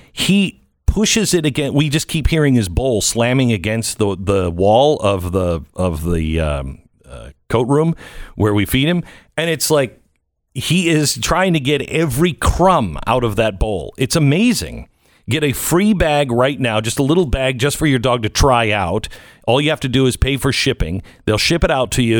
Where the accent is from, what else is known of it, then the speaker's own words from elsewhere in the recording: Pacific Northwest, United States; I grew up in the Pacific Northwest